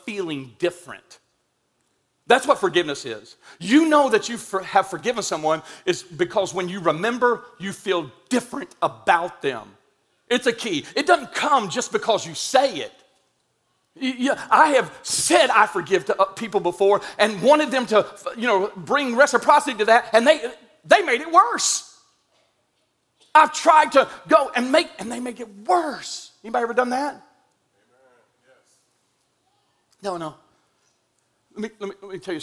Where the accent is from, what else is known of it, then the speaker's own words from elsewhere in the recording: Indian Mound, United States; I'm from Indian Mound